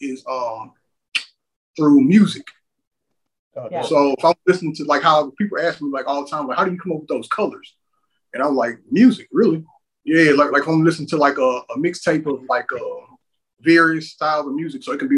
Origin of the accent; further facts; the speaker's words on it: Houston, Texas, United States; growing up in on the side of Houston that I'm from, which is called the SWAT